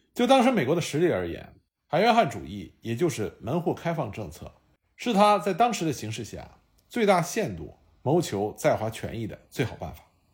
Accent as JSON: {"language": "Chinese", "country": "China", "said": "我们中国人"}